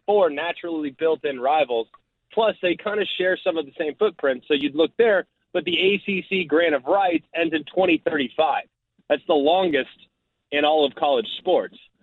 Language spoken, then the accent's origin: English; Dallas, Texas, United States; as a young man growing up in Dallas Fort Worth